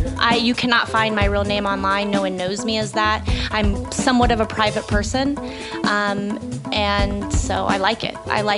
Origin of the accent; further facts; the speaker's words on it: Midwest, United States; I'm from the Midwest